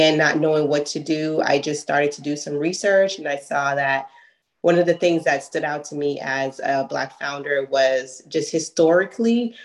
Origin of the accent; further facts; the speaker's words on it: New York City, New York, United States; we're from Brooklyn, New York